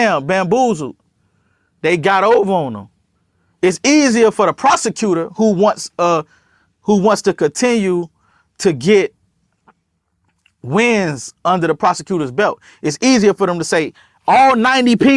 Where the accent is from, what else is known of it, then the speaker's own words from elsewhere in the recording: Miami, Florida, United States; I'm from Miami